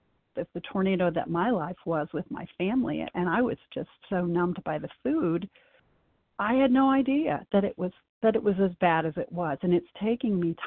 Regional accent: Midwest, United States; now in North Carolina, United States; I grew up in the Midwest

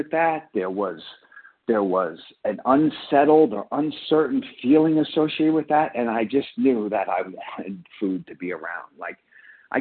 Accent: Long Island, New York, United States; I grew up in Long Island, and, you know, I grew up in a blue collar neighborhood

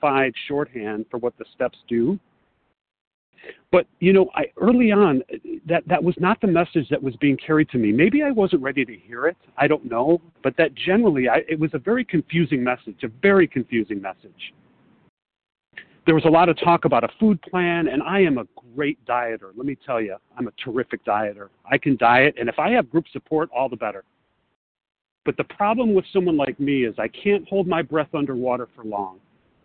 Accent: Chicago, Illinois, United States; also born or lived in Los Angeles; I'm from Chicago, but I'm calling from Los Angeles

